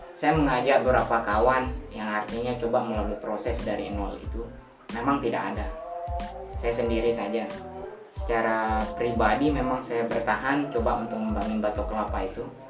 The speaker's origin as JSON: {"language": "Indonesian", "area": "Lombok", "region": "West Nusa Tenggara", "country": "Indonesia", "said": "watak orang dusun saya lah secara kecilnya mungkin kebanyak secara umumnya lombok ini kalau bahasa kita deku"}